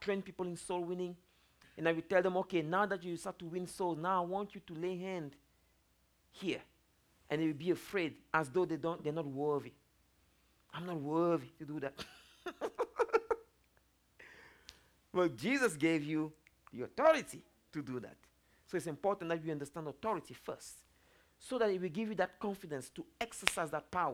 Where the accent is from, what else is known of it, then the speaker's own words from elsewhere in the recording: Cameroon; moved away; I'm originally from Africa, Cameroon